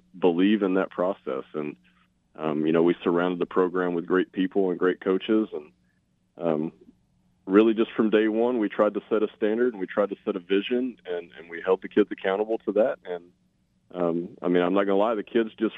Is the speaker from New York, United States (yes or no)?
no; Newport, Arkansas, United States; moved away as an adult; also born or lived in Oregon / Tennessee; now in Washington, United States; I am originally from Newport, Arkansas